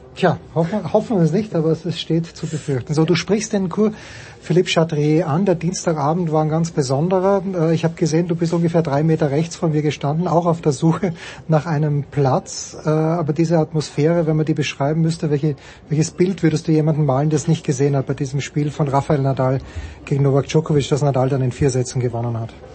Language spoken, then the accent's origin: German; Austria; ich verstehe den Impuls als Österreicher